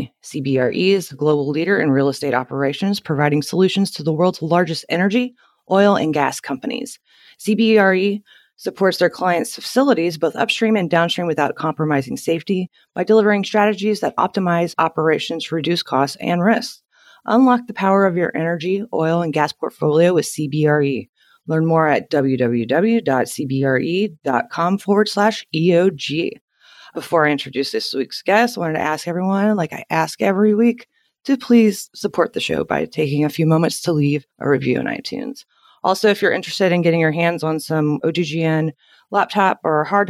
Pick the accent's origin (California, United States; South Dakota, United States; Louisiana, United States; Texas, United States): Louisiana, United States; Crowley; I'm actually from Louisiana